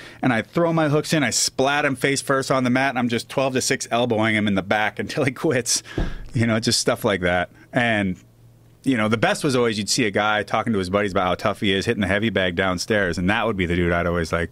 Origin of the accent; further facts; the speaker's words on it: Seattle, Washington, United States; moved away as an adult; also born or lived in Missoula, Montana / Southern California; I'm from Ballard